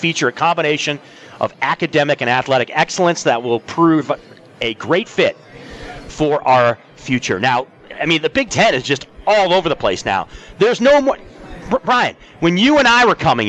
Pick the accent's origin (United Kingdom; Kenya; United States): United States; Lansing, Michigan; I grew up in Lansing, a Michigan State fan